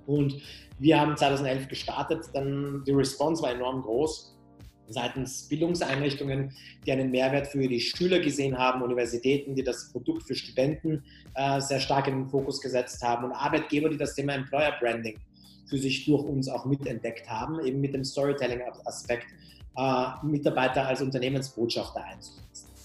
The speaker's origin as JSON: {"language": "German", "country": "Austria", "tie": "born there", "first_language": "Persian", "second_language": "German", "said": "ich bin in Österreich geboren, äh, meine Eltern kommen aus dem Iran und ich habe als Kind zu Hause nicht Deutsch gesprochen, sondern Persisch gesprochen und habe Deutsch tatsächlich erst im Kindergarten gelernt."}